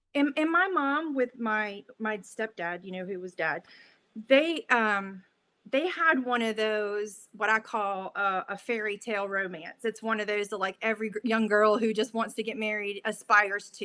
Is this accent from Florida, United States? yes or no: yes; Middleburg, Florida, United States; also born or lived in Jacksonville, Florida; when I was two, we uh, moved to a little town outside of Jacksonville called Middleburg, Florida. So, that is where I spent all of my days uh, growing up